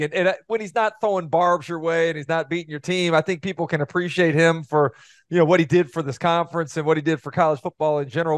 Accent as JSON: {"language": "English", "town": "Gainesville", "region": "Florida", "country": "United States", "tie": "born or raised there", "said": "I grew up in Gainesville. My parents were both Florida grads."}